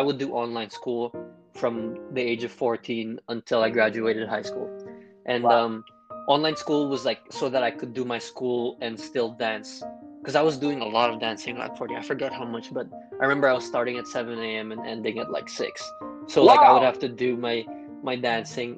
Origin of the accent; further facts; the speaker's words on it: Philippines; growing up in the Philippines